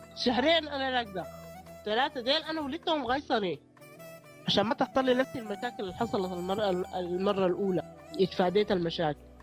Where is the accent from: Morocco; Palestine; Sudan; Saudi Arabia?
Sudan; عندنا في السودان